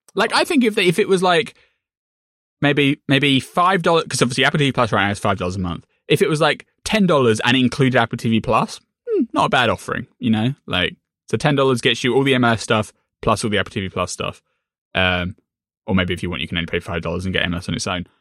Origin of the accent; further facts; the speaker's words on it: United Kingdom; I'm British, I'm not American